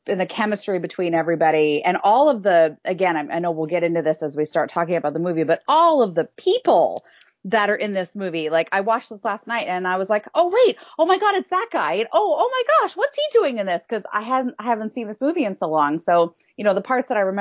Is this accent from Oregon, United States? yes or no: no; Seattle, Washington, United States; also born or lived in New York; I grew up in Seattle, you know, ended up moving to New York for a while, then moved back home